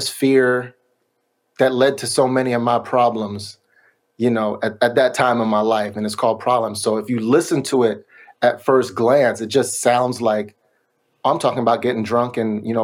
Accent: New York, United States; also born or lived in Miami; now in Sacramento, United States; I grew up in New York and then I lived in Miami

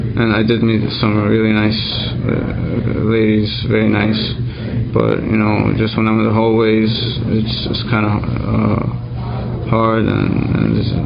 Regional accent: New York, United States; I'm a sexaholic. I'm from New York

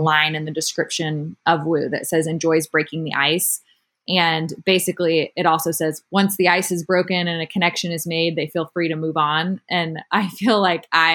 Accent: Austin, Texas, United States; I grew up in Austin

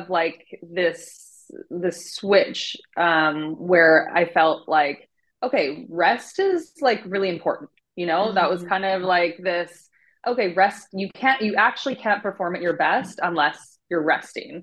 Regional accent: Vancouver, British Columbia, Canada; also born or lived in Cancun; I ended up coming back to my hometown, Vancouver

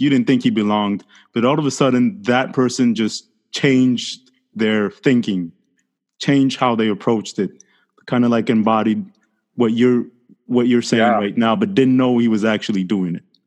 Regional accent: Montreal, Quebec, Canada; English is a second language; I'm from Montreal, Quebec, and Quebec right. is a French speaking province

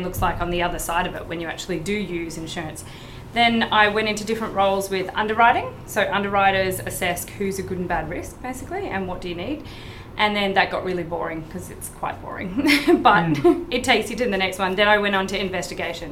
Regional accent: Brisbane, Queensland, Australia; now in Gold Coast, Australia; I grew up in Brisbane

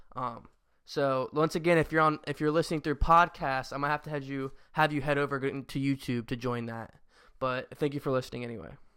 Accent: Cincinnati, Ohio, United States; I still love my hometown team, the Cincinnati Bengals

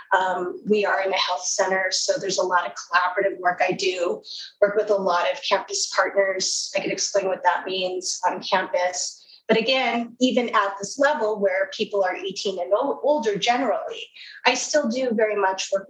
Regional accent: Southern California, United States; I am from Southern California

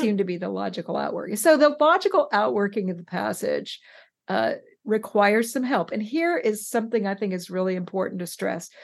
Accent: West Coast, United States; I'm from the West Coast.

